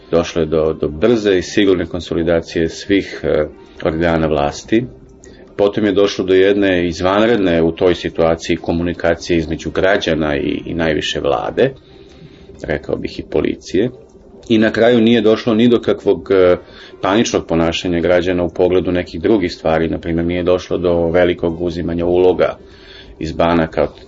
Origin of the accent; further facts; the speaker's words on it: Belgrade, Serbia; Bio sam očen što sam beograđanin